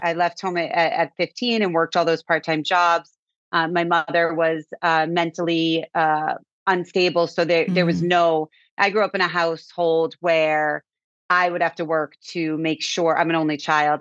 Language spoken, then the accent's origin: English; Cape Cod, Massachusetts, United States; We grew up on Cape Cod